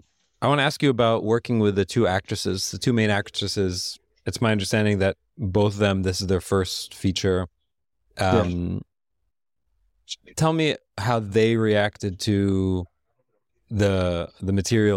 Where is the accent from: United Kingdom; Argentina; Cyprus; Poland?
Cyprus; You know, I grew up in Cyprus when I was a kid. My parents left during the civil war, the Lebanese civil war, and I spent a lot of my childhood in Cyprus.